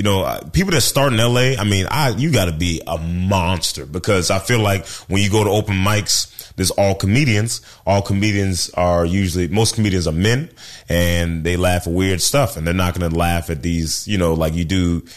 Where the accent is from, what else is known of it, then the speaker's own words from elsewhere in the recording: Portland, Oregon, United States; born there; also born or lived in Memphis, Tennessee; So now I was born in Portland, Oregon, where they grow white people.